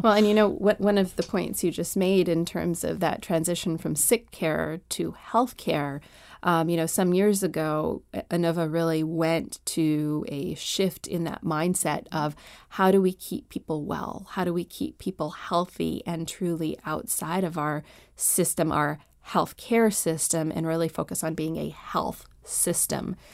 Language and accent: English; Canada; moved away as an adult; now in Washington, D.C., United States; I was born and raised in Canada